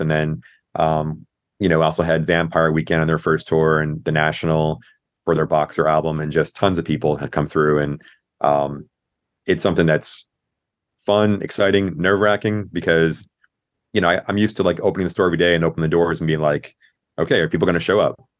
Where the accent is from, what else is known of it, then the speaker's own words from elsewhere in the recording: Clearwater, Florida, United States; now in Orlando, United States; I grew up over in Tampa, uh, in Clearwater